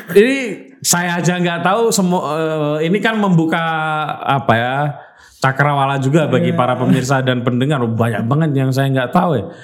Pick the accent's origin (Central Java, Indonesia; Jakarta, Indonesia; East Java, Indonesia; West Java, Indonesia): Central Java, Indonesia; Rembang; moved away as an adult; now in Yogyakarta, Indonesia; saya kebetulan dari daerah Rembang